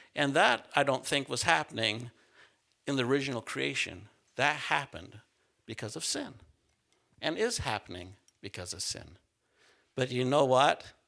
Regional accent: central Utah, United States; moved away; I grew up in Utah, s, uh, central Utah

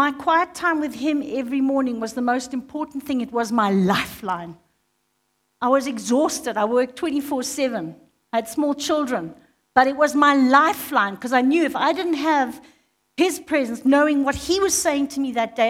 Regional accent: Zimbabwe; now in South Africa; I'd never been in a South African school. I was brought up in Zimbabwe.

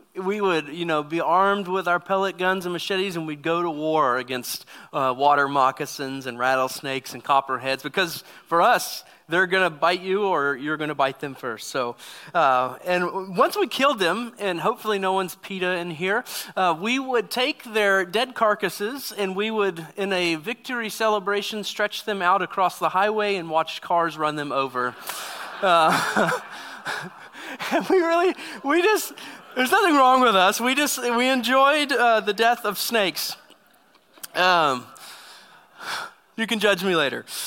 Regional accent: Southeast Texas, United States; I grew up in Southeast Texas and, uh, in a very small town

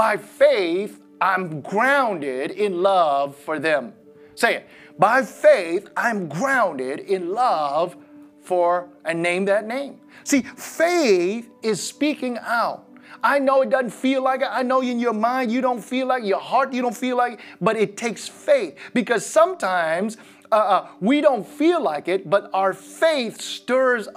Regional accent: Midwest, United States; as a kid growing up in the Midwest

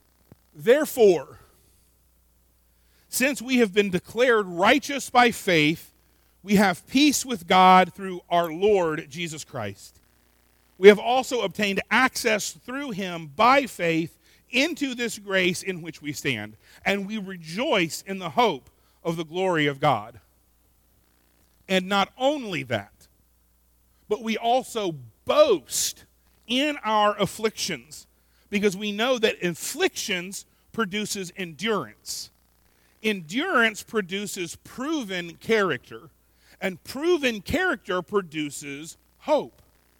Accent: Florida, United States; I'm from Florida and we're all crazy

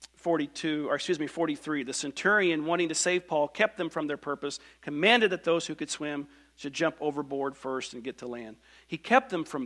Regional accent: Bedford, Indiana, United States; now in Wisconsin, United States; I grew up in Bedford, Indiana, little bitty church

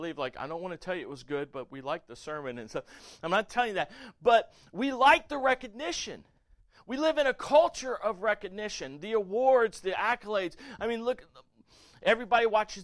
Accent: the South, United States; I was raised in the South

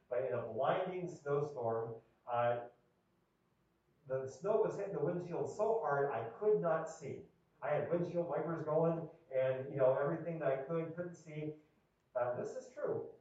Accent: Erie, Pennsylvania, United States; moved away as an adult; I'm from Erie, Pennsylvania, and I grew up there uh, my first 30 years of life enduring brutal snowstorms.

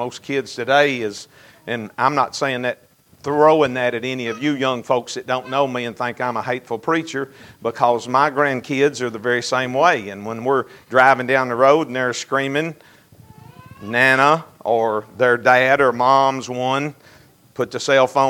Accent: Fountain Run, Kentucky, United States; now in Monroe County, United States; I was raised in the Fountain Run community. I was on the Barron County side, but we went to church at Fountain Run, so I knew all of those Monroe County boys from Fountain Run

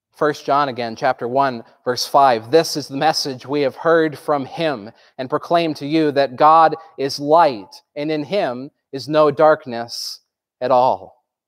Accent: Groton, Vermont, United States; I grew up in Groton, Vermont, which is in the southern tip

